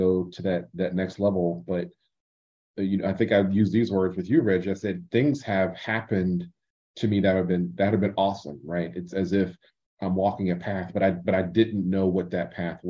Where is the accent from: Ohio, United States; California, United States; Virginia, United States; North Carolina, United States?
Ohio, United States; Columbus; moved away; also born or lived in Michigan; my hometown of Columbus, Ohio